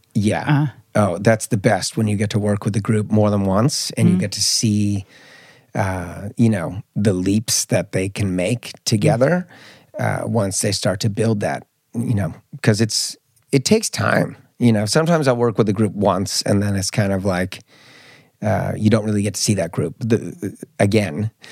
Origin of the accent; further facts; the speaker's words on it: Marin County, Bay Area, California, United States; also born or lived in Mallorca, Spain; now in Stockholm, Sweden; I grew up in Marin County, which is a lot of high achievers